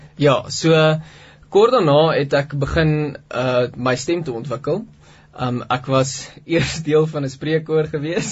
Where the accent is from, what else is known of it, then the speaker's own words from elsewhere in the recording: Pretoria, Gauteng, South Africa; ek het groot geword in Pretoria in 'n normale Christelike huisgesin